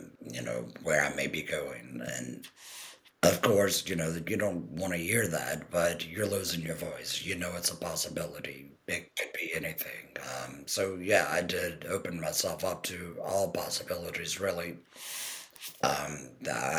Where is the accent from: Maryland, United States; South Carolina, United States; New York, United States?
Maryland, United States; Crofton; I'm from Crofton, Maryland